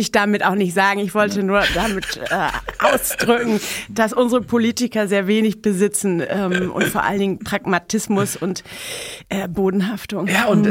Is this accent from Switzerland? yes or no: no; Mexico City, Mexico; now in Germany; Ich bin ja in Mexico City geboren